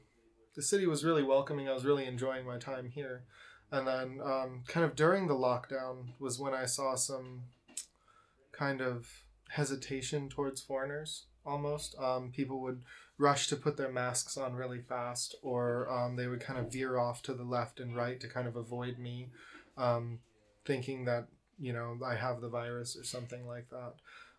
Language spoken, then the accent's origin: English; Colorado, United States; moved away as an adult; now in Ningbo, China; I'm from Colorado in the United States. And I came here to teach English at my old high school.